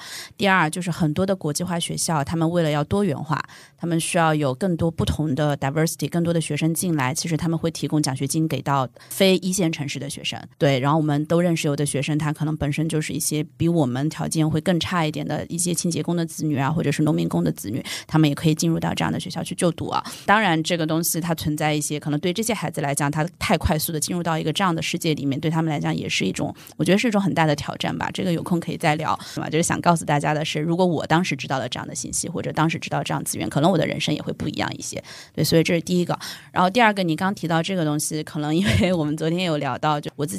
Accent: Hunan, China; moved away as an adult; also born or lived in Hong Kong; now in Shanghai, China; 我是湖南人嘛

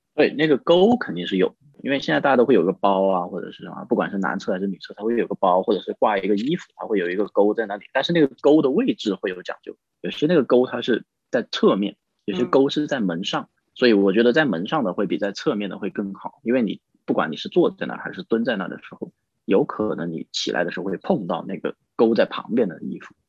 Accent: a county town in Guilin, Guangxi, China; moved away; 我的老家，就是在桂林的一个县城，我们那时候就上过焦点访谈

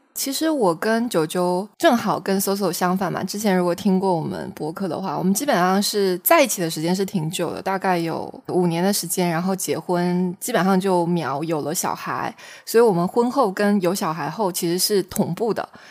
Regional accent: Xiamen, Fujian, China; 我们是厦门人嘛，我们讲的是闽南话

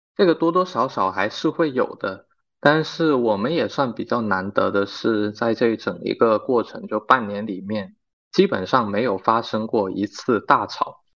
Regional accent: Guangdong, China; moved away as an adult; also born or lived in Shenzhen; now in Xiamen, China; 我本身是广东人

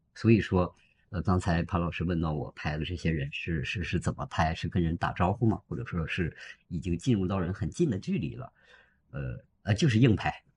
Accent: Harbin, Heilongjiang, China; moved away as an adult; also born or lived in Zhuhai; 我在哈尔滨出生啊，在哈尔滨。。是的，然后做公司那些年呢，也是在这里，然后后来不是移民了嘛，现在又回来了

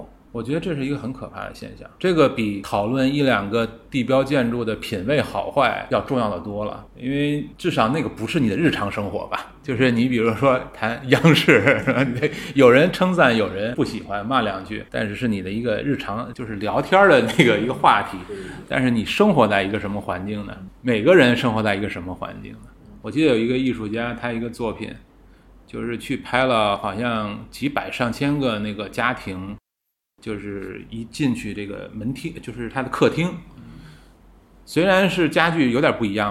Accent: Beijing, China; 我小时候在四合院长大的，那时候你要是看这个北京，好像一片四合院，但其实每个都不一样

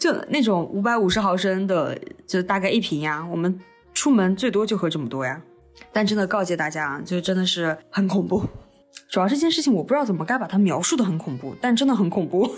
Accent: Xinjiang, China; accent: Xinjiang accent; 我们讲话带点新疆口音

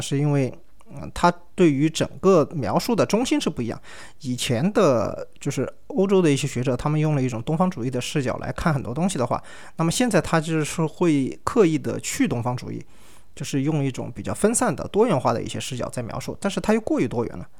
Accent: China; 因为你是中国人嘛，就是我是中国人嘛

